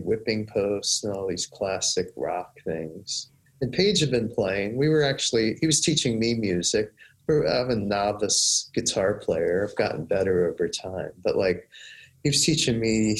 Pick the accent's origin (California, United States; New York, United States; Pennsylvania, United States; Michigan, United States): Pennsylvania, United States; West Chester; moved away as an adult; also born or lived in Goddard College, Vermont; I grew up outside of Philadelphia in the mainline suburbs, Westchester, Pennsylvania